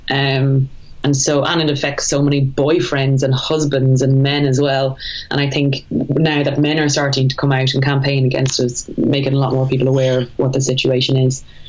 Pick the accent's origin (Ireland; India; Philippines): Ireland; moved away as an adult; also born or lived in England; I'm extremely proud to be Irish. I love our little country